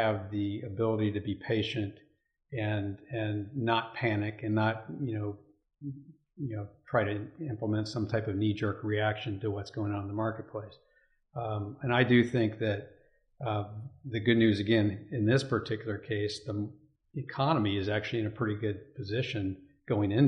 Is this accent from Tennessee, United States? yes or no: no; Elizabethtown, Kentucky, United States; also born or lived in Massachusetts; I grew up in Elizabethtown, Kentucky